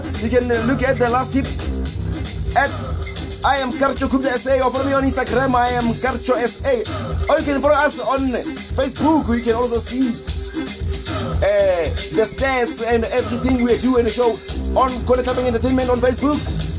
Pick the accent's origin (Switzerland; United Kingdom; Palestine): Palestine; America, USA, Brazil, South Africa, my home country, Palestine, and all of you guys.